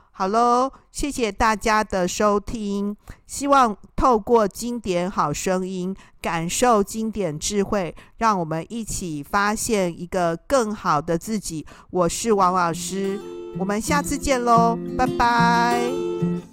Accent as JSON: {"language": "Chinese", "country": "Taiwan", "said": "我们台湾人"}